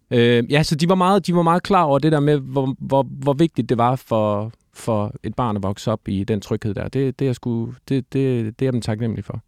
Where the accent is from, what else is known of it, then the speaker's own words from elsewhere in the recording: Silkeborg, Central Denmark Region, Denmark; moved away as an adult; also born or lived in Copenhagen; Jeg er født i Silkeborg. Øh, Silkeborg sygehus, for at være helt eksakt. Jeg, øh, og der, der har jeg boet øh, øh, hele mit, øh, mit øh, børne- og ungdomsliv, indtil, at, øh, indtil jeg flyttede til København som sådan noget 18-19-årig